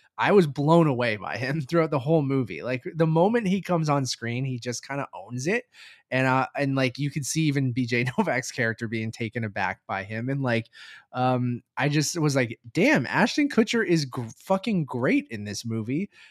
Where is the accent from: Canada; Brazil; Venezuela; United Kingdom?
Canada; as a Canadian